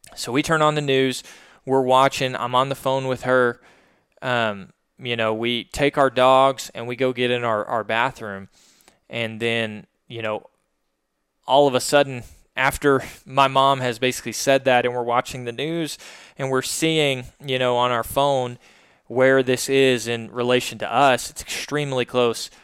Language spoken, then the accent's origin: English; Little Rock, Arkansas, United States; this is obviously where our business is located in Little Rock. Um, but this is also my hometown.